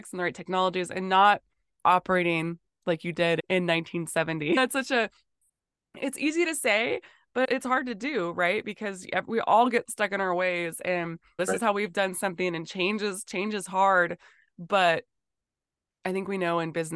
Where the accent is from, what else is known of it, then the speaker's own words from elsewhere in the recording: North Dakota, United States; growing up in North Dakota